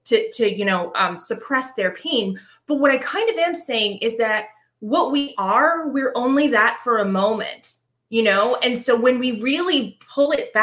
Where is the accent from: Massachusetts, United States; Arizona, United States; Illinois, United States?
Massachusetts, United States; Boston; I'm from Boston